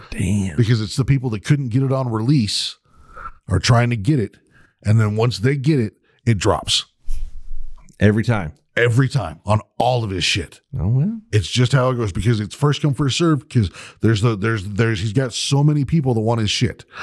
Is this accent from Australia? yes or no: no; United Kingdom; I get you. I understand that, like, as a Brit, I used to do it too.